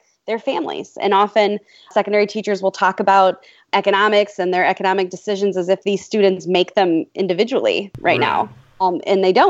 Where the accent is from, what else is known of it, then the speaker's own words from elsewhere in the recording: Michigan, United States; Growing up in Michigan and teaching in Michigan